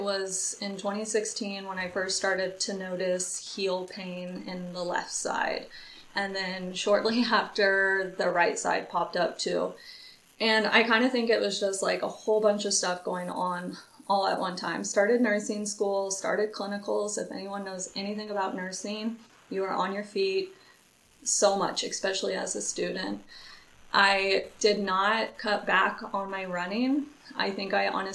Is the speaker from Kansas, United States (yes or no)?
yes; Lawrence, Kansas, United States; I am from Lawrence, Kansas